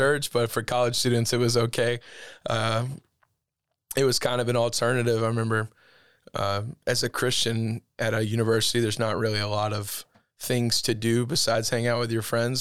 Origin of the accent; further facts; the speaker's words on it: Eufaula, Alabama, United States; grew up in Eufaula. um, born and raised there